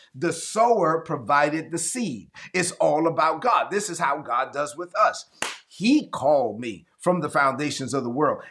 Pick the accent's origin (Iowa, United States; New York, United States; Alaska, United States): New York, United States; New York City; moved away; growing up in East New York, Brooklyn